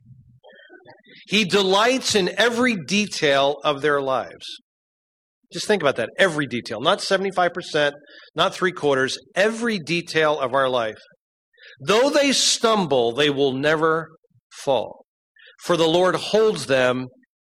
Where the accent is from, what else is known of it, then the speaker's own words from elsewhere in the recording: Berks County, Pennsylvania, United States; I went to Muhlenberg High School out in Berks County and went through school